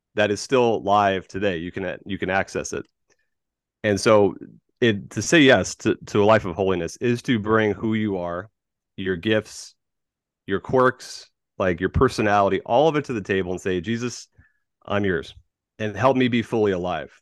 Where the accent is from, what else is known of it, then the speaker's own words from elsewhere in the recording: Tampa, Florida, United States; moved away as an adult; also born or lived in California; I am a Florida man. born and raised in Tampa Bay.